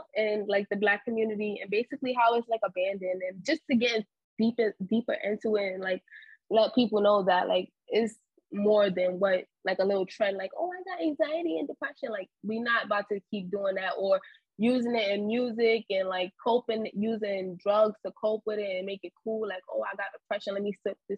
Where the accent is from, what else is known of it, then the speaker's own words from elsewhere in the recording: New York City, New York, United States; I'm from New York, from Harlem. I was born and raised, yeah, Harlem girl